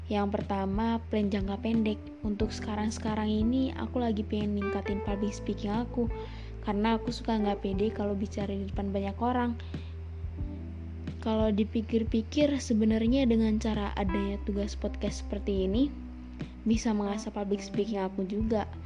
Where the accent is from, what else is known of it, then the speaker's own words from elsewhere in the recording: Bandar Lampung, Lampung, Indonesia; Oh iya, kenalin … Aku dari Bandar Lampung.